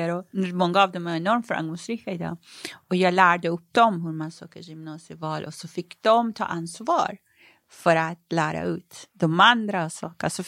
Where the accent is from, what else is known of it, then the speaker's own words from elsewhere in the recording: Iran; now in Sweden; Hemma i Iran?